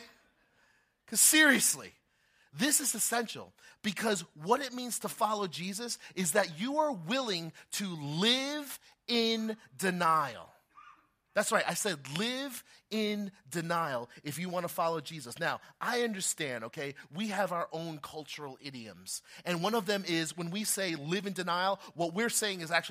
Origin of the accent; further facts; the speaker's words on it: New Jersey, United States; I've been born and raised in Jersey all my life